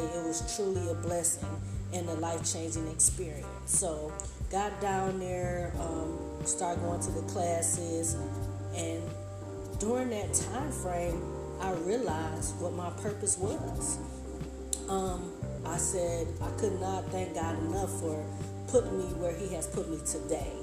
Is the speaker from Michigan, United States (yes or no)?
yes; Detroit, Michigan, United States; moved away as an adult; also born or lived in Ohio / Huntsville, Alabama; I am from Detroit, Michigan, a city girl who's moving down to Alabama to the south